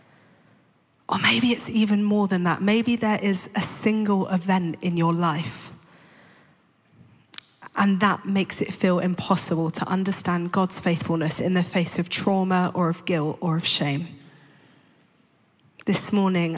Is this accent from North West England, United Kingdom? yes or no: no; London, United Kingdom; I grew up in London to two parents who weren't Christians